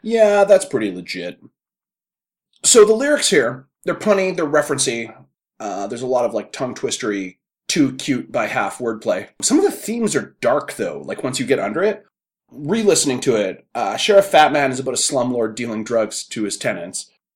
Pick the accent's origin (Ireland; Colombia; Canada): Canada; we are Canadian